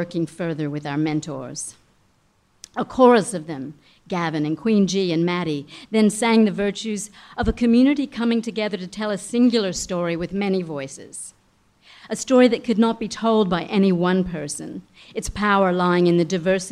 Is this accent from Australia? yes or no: yes; Australia; we as Australians, as an Australian community